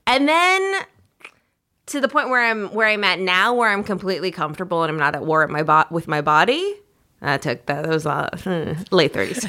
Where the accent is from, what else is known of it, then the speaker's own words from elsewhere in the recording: Minnesota, United States; moved away; growing up in Minnesota